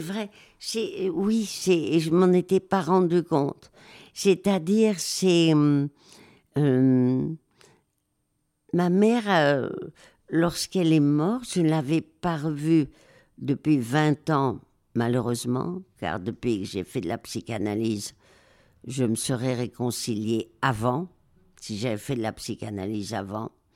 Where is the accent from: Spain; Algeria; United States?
Spain; Madrid, Community of Madrid; moved away; also born or lived in Marseille / Alsace; j'ai été élevée euh, à Madrid après le divorce de mes parents